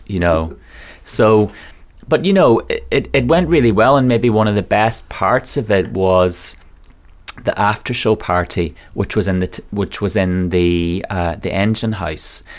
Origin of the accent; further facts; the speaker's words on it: Donegal, Ulster, Ireland; moved away as an adult; also born or lived in London; now in Manchester, United Kingdom; I'm from a place called Donegal in Ireland